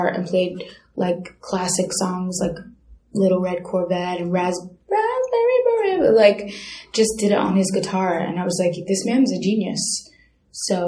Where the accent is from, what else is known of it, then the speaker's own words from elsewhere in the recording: New York City, New York, United States; also born or lived in London; I was born in London, but I was raised in Midwood. But, yeah, I've lived in Brooklyn my whole entire life